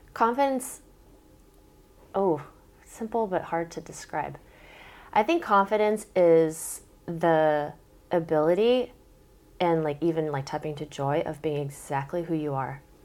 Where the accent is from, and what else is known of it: Southern California, Oregon, United States; born or raised there; also born or lived in Korea